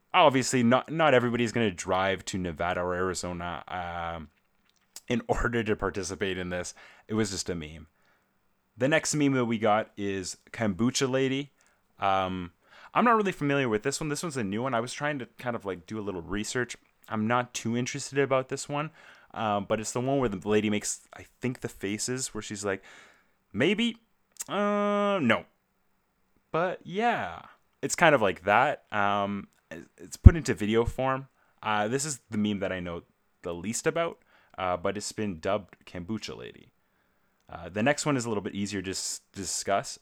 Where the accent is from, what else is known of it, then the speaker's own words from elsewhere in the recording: Canada; as a Canadian myself